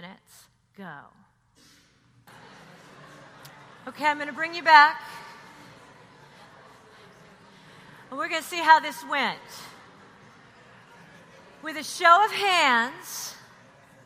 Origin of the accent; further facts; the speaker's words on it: Texas, United States; now in New York, United States; I'm from Texas